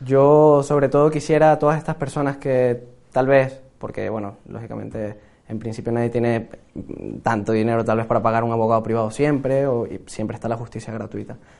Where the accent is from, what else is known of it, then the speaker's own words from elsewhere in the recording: Venezuela; now in Spain; como venezolano